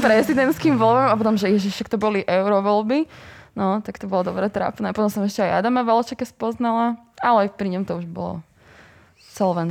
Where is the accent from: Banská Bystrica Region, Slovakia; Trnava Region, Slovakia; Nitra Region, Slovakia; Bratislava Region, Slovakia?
Bratislava Region, Slovakia; Bratislava; som z Bratislavy a no, som pendlerka